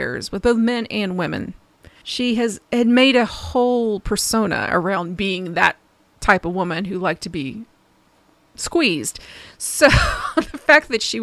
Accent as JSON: {"language": "English", "region": "Ohio", "country": "United States", "said": "Ohio, my home state."}